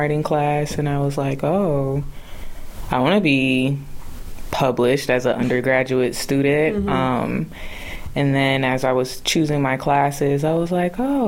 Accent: Vallejo, California, United States; moved away as an adult; now in Merced, United States; I am from the Bay Area, more specifically Vallejo, California

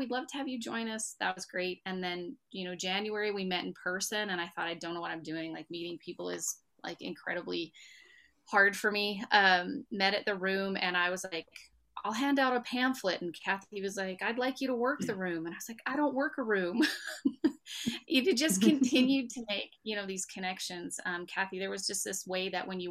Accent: Arkansas, United States; now in Red Deer, Canada; I was born and raised in Arkansas

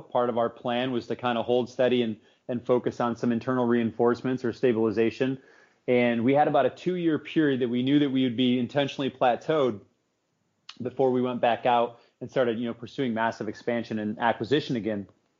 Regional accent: Southern Tier, New York, United States; I was born and raised in the Southern Tier, and that's an area that's been kind of cast off, you know, for a long time.

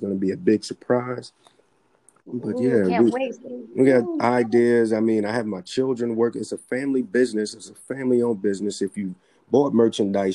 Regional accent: New York City, New York, United States; also born or lived in Tucson, Arizona; I was born and raised as a child in the Bronx

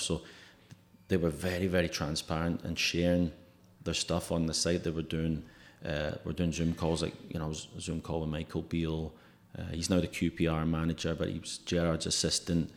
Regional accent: Glasgow, Scotland, United Kingdom; now in Oklahoma, United States; I'm from Glasgow

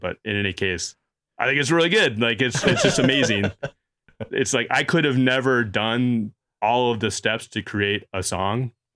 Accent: Chicago, Illinois, United States; growing up in Chicago

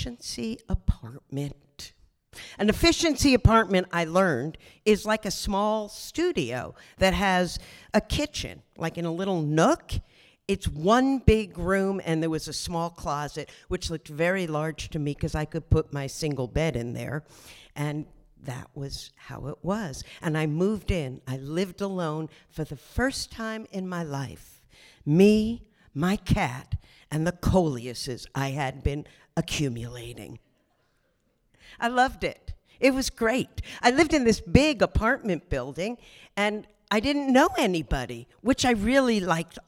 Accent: Asbury Park, New Jersey, United States; now in Brooklyn, United States; I grew up in New Jersey. So can we give a big round of applause for my home state, New Jersey? It was quite an upbringing. I was by the Jersey Shore, Asbury Park

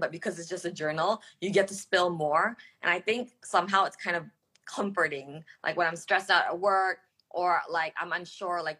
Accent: Singapore; also born or lived in Australia / United States; now in Jakarta, Indonesia; I grew up overseas. I grew up in Singapore and in Australia, and I went to school in the U.S. And you know, um, Jakarta is the longest city I've lived in, right?

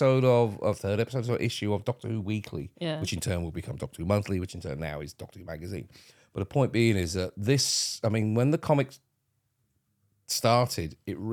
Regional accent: St Albans, East of England, United Kingdom; from my hometown, by the way, folks. St. Albans, represent.

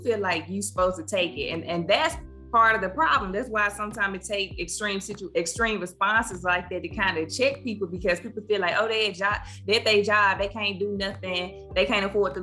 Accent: Cleveland, Mississippi, United States; I'm from Cleveland, lived there, raised there, went to school up until I went off to college

